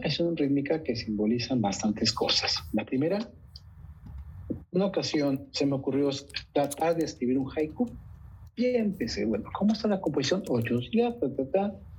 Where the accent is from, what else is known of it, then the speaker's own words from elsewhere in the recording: Coahuila, Mexico; moved away as an adult; also born or lived in Montenegro; now in Netherlands; en mi tierra